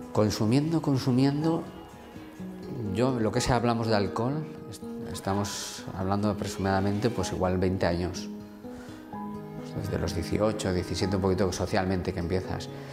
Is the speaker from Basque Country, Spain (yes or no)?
yes; Vitoria, Basque Country, Spain; vengo de Vitoria